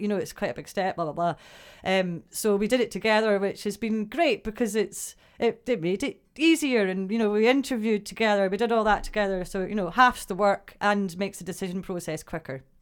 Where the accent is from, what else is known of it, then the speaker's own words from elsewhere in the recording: Broughty Ferry, Scotland, United Kingdom; also born or lived in Dundee; I was born and brought up in Brotty Ferry